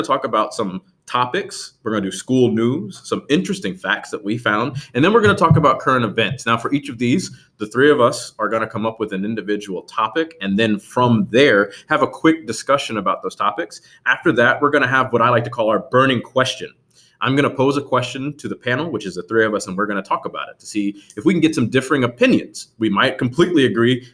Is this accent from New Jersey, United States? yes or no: yes; Piscataway, New Jersey, United States; moved away as an adult; also born or lived in Norfolk, Virginia; I was born and raised in New Jersey, Middlesex County, New Jersey. I grew up in a small town, very few people have ever heard of it, and even fewer know how to spell it, of Piscataway, New Jersey